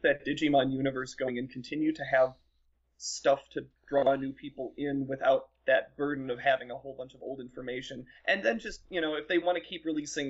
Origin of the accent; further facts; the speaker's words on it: Madison, Wisconsin, United States; GeekCon in Madison. That's my hometown convention